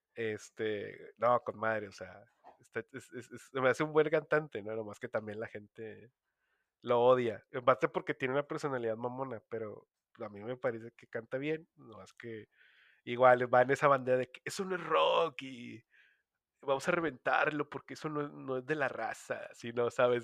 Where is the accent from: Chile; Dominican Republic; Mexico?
Mexico; Monterrey, Nuevo León; como regio